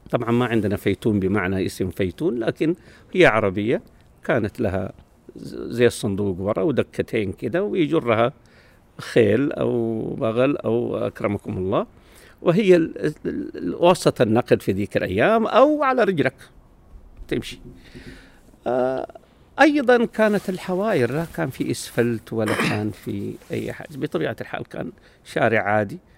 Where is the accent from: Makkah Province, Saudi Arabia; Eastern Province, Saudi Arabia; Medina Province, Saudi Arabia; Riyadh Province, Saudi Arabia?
Medina Province, Saudi Arabia; Medina; انا يا سيد الفاضل من مواليد المدينه المنوره منطقه بجوار الحرم اسمها دار الضيافه